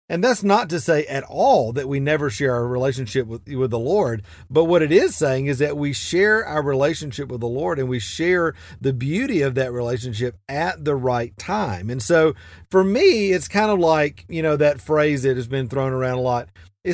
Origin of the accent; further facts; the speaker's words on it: Atlanta, Georgia, United States; now in Asheville, United States; it kind of reminds me of when I moved to Asheville from Atlanta, Georgia. I'd grown up kind of in the Bible Belt, so everybody I knew was a Christian.